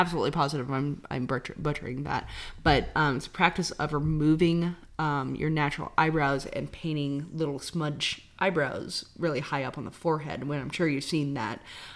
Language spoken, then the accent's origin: English; Missouri, United States; I'm from Missouri